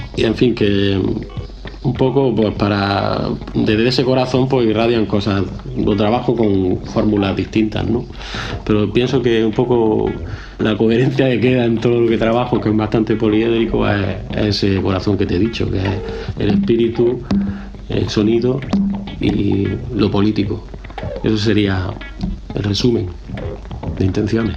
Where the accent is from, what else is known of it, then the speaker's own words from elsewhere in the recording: Granada, Andalusia, Spain; nací en Granada, ciudad